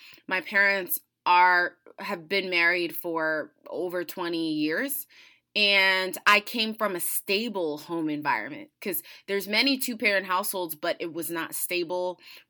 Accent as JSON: {"language": "English", "country": "United States", "tie": "born or raised there", "said": "I was born and raised in the United States, so that comes with many, many privileges."}